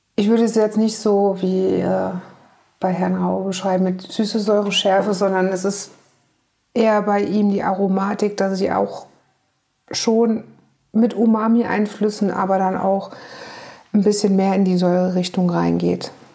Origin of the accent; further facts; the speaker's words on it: on the Nahe, Rhineland-Palatinate, Germany; now in Hamburg, Germany; Ich bin auf dem Land in Rheinland-Pfalz an der Nahe groß geworden